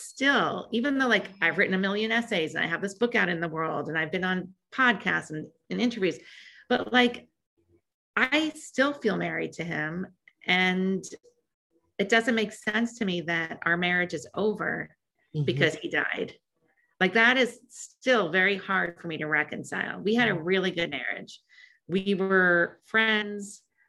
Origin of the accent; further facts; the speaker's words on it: California, United States; I'm from California.